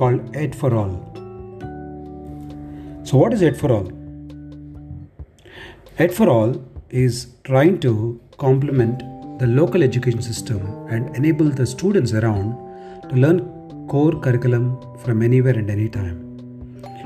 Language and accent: English; Telangana, India; I'm from Telangana state.